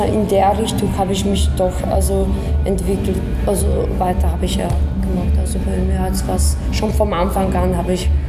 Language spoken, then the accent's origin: German; Poland; German is a second language; now in Vienna, Austria; Ich komme aus Polen ursprünglich und ähm, lebe in Wien seit fünf Jahren.